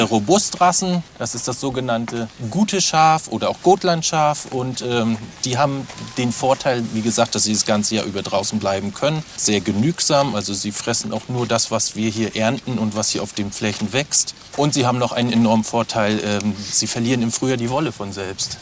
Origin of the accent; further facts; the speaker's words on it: Waren, Mecklenburg-Vorpommern, Germany; also born or lived in Rostock; tatsächlich bin ich in Waren aufgewachsen